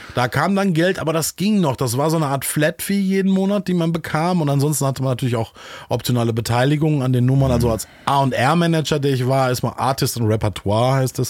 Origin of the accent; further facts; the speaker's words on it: Solingen, North Rhine-Westphalia, Germany; also born or lived in Düsseldorf; now in Hamburg, Germany; ich komme eigentlich, bin geboren in Solingen